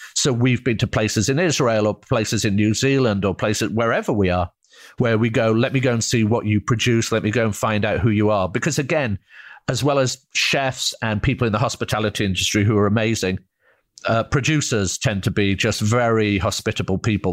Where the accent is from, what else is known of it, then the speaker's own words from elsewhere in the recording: United Kingdom; moved away as an adult; now in United States; I'm from Britain